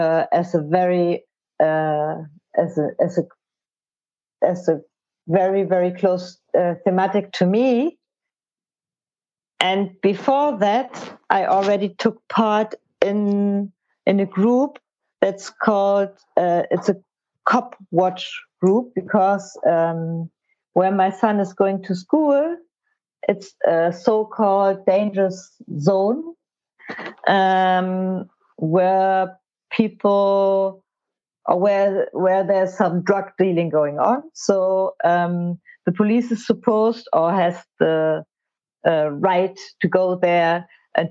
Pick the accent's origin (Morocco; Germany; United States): Germany; Hamburg; I'm from Hamburg